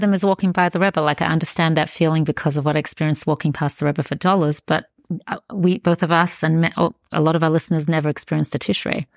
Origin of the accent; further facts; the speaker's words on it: Australia; I grew up in Australia